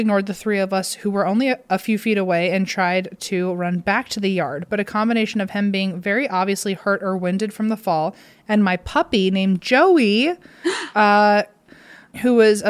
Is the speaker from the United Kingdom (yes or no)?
no; British Columbia, Canada; I'm from Vancouver Island and I was at your Vancouver live show.